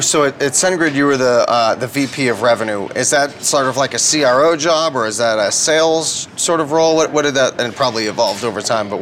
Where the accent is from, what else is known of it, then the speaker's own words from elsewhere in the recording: Denver, Colorado, United States; We grew up in the Denver sort of scene